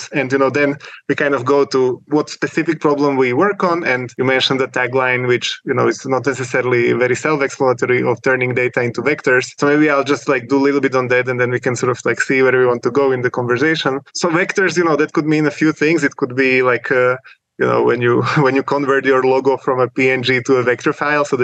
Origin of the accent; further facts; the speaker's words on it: Slovakia; moved away as an adult; now in Switzerland; I'm originally from Slovakia, typical Eastern European technical background, you know, coding competitions since high school.